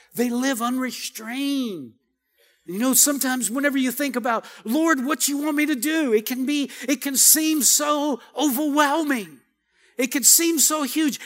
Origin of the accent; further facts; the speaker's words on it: Cajun, Louisiana, United States; I'm Cajun.